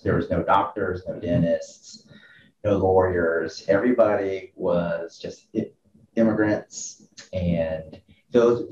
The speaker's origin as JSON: {"language": "English", "town": "Atlanta", "region": "Georgia", "country": "United States", "tie": "born or raised there", "said": "I'm from the Atlanta area, and so I went to high school here, over here in Norcross."}